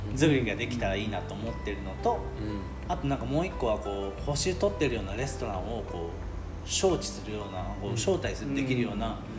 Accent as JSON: {"language": "Japanese", "region": "Kyoto", "country": "Japan", "tie": "born or raised there", "also_born_or_lived": "France / Tokyo", "said": "僕はなんか大原小学校大原中学校出身なんで"}